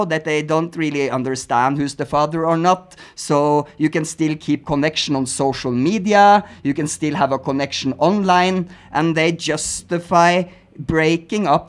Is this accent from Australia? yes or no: no; Norway; English is a second language; now in Mexico; I grew up in Norway with a hard censorship laws on movies.